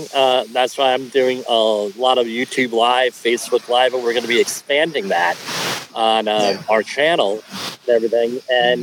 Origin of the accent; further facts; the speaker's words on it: Colonia, New Jersey, United States; Colonia, New Jersey, my hometown, it's part of Woodbridge Township